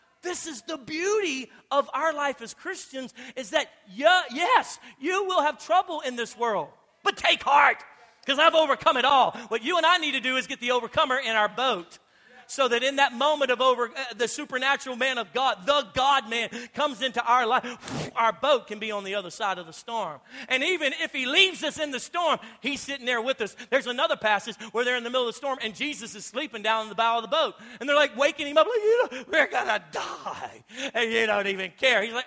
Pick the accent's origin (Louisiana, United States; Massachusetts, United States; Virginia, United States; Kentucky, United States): Louisiana, United States; I'm from Louisiana.